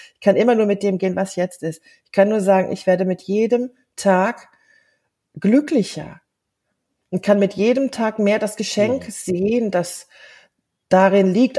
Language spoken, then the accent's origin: German; Germany; first language German; moved away; in Deutschland, in meiner Heimat